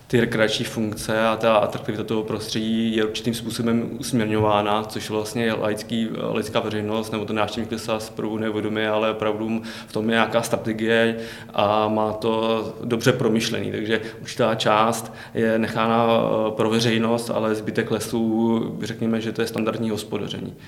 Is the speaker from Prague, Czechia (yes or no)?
no; Pardubice Region, Czechia; já jsem z Pardubického no, kraje